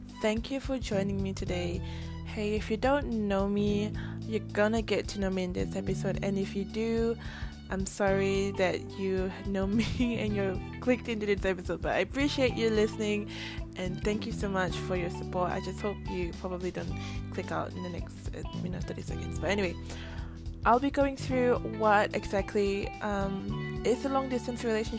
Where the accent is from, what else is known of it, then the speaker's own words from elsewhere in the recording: Singapore; also born or lived in Melbourne, Australia; I'm actually from Singapore. I mean, I'm based in Singapore still